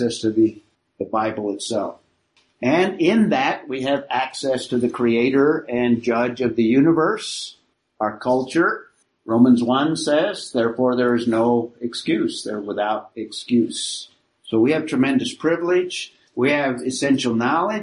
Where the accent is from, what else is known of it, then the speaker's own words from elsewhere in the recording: United States; we have as American citizens.